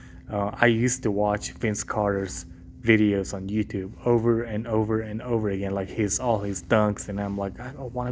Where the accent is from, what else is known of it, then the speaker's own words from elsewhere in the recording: Mongolia; moved away; I grew up in Mongolia